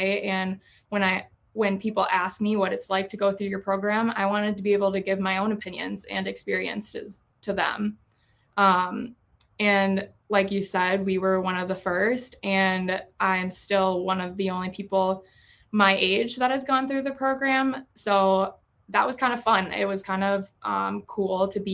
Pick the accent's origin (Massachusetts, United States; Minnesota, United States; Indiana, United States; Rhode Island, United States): Minnesota, United States; Lakeville; moved away as an adult; now in Eau Claire, United States; I grew up here in Lakeville